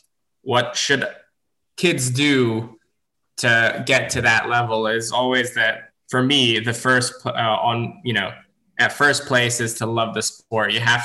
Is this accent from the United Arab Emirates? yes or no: yes; Dubai, United Arab Emirates; also born or lived in Abu Dhabi; now in Serbia; I actually trained in Dubai and I was born in Abu Dhabi and I trained and lived in Dubai for 24 years out of these 27. It's only been the last 3 years that I moved back to Serbia